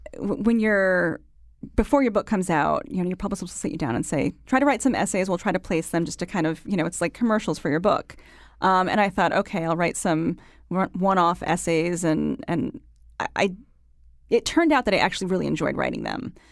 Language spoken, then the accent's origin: English; Waterbury, Connecticut, United States; moved away; I'm from Connecticut